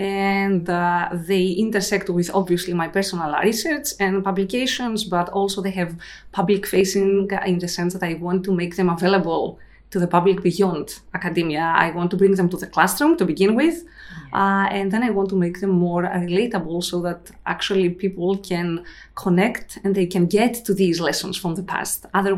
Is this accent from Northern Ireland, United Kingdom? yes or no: no; Glasgow, Scotland, United Kingdom; moved away as an adult; now in United States; I moved here in 2004, so it's been a while. {S0} Wow. {S1} I came from Glasgow, so another, you know, unlikely connection from really, really cold to really, really hot